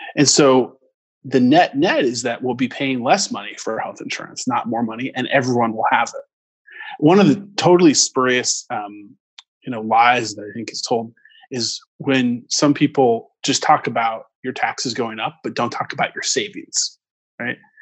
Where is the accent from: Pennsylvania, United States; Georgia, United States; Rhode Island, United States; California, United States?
California, United States; Orange County; I grew up in Orange County near Disneyland, and um, you know my um, my roots are here